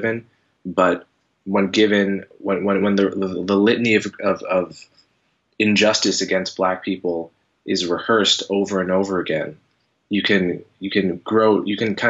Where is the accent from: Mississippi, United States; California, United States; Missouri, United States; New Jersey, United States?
New Jersey, United States; I grew up in New Jersey. I grew up in a mixed suburb, maybe 30% black, 60% white, good, fairly integrated